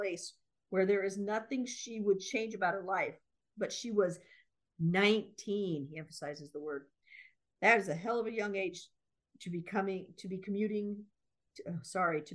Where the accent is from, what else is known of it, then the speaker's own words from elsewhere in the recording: United States; we're three American women